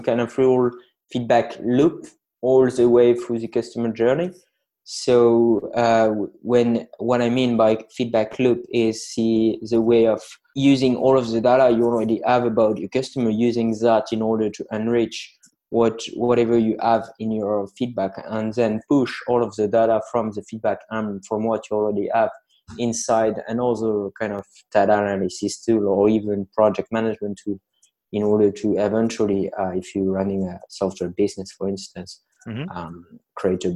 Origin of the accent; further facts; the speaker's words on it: Lille, Hauts-de-France, France; English is a second language; I'm hailing from France, in the north of France, so in a lovely town called Lille